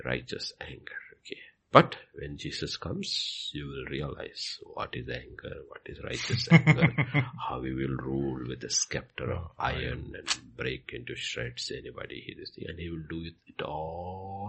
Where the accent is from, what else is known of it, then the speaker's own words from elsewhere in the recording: India; I am an Indian